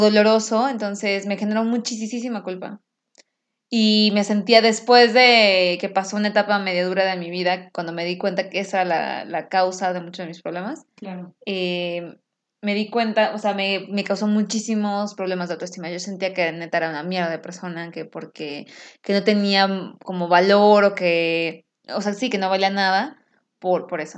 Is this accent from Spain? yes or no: no; Mexico City, Mexico; now in Houston, United States; soy mexicana de la Ciudad de México, que la amo con todo mi corazón, pero yo vivo en Houston